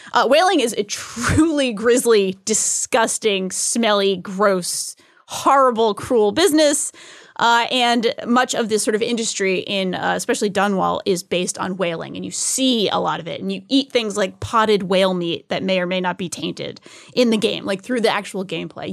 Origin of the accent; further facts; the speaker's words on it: New England, United States; Growing up in New England, I used to go to whaling museum.